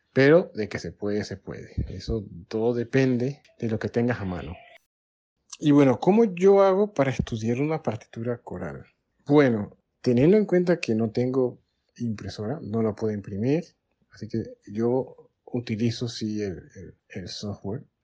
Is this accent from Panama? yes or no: yes; Colón, Panama; soy panameño, nací en la ciudad atlántica del país, en Colón